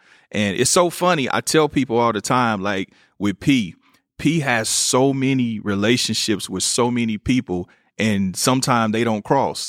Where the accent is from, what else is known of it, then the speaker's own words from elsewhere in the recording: Kansas City, United States; I'm from Kansas City.